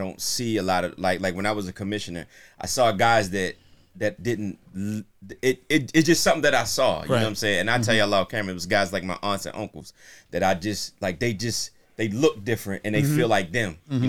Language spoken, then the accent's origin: English; Baltimore, Maryland, United States; I'm from South Baltimore, but we moved to Northeast. We moved to Alameda. The bottom of Alameda